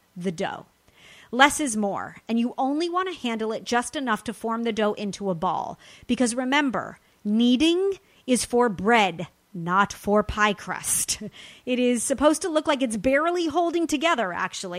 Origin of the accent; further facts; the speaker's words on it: Los Angeles, California, United States; my hometown